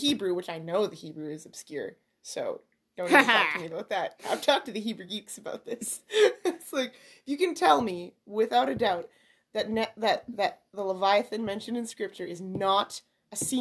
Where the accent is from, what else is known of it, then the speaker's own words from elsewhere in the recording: Canada; I'm Canadian